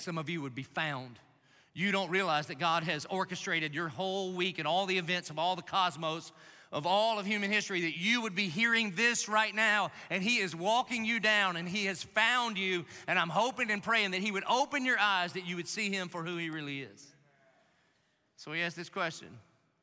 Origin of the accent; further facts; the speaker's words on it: Dillon, South Carolina, United States; now in Jacksonville, United States; Grew up in Dillon, South Carolina.